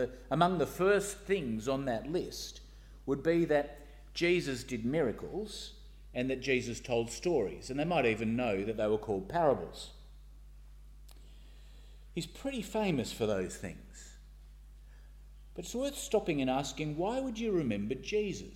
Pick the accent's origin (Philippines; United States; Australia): Australia; Sydney, New South Wales; moved away as an adult; now in Northern Ireland, United Kingdom; I grew up in St Ives